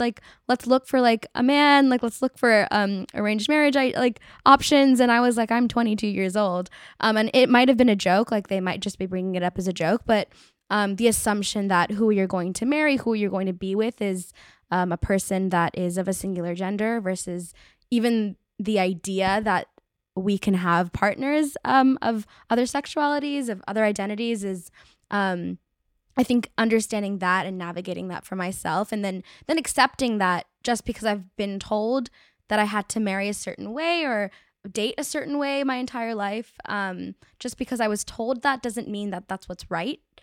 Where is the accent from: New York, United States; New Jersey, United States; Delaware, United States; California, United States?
California, United States; Bay Area; I grew up in the Bay Area